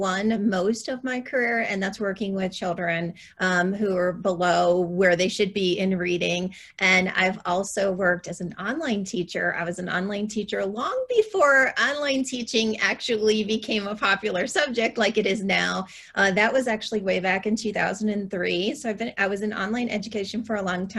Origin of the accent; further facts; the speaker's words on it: Ohio, United States; moved away as an adult; now in Boulder County, Colorado, United States; I currently live in Boulder County, Colorado, but I am originally from Ohio, born and raised in Ohio